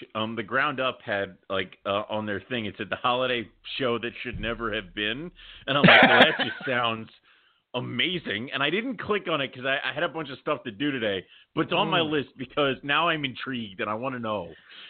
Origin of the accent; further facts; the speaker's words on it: Philadelphia, Pennsylvania, United States; I was born in Philadelphia.